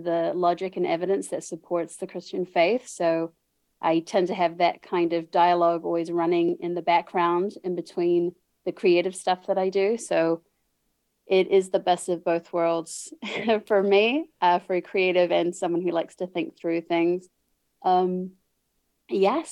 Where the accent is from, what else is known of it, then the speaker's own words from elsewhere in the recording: New Zealand; moved away as an adult; now in United States; I was born and raised in New Zealand. I now live in the USA, but I've been here for 6 years.